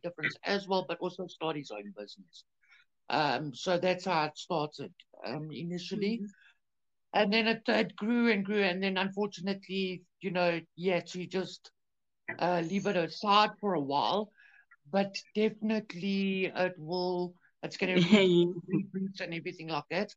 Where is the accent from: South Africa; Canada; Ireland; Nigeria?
South Africa; we're all from South Africa